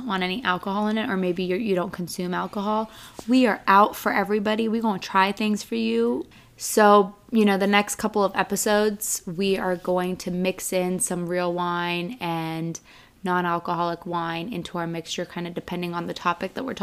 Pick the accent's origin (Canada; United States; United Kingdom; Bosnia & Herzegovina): Bosnia & Herzegovina; I was born in Bosnia, and Bosnia is predominantly Muslim